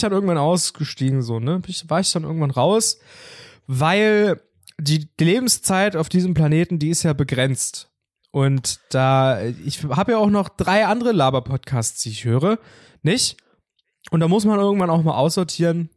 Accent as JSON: {"language": "German", "country": "Germany", "tie": "born or raised there", "said": "bei uns in Sachsendorf"}